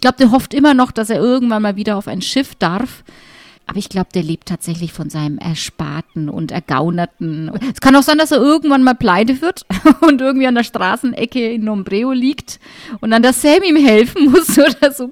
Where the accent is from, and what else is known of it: Middle Franconia, Bavaria, Germany